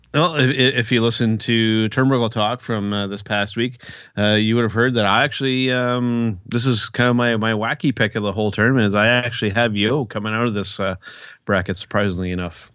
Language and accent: English; Canada; I'm Canadian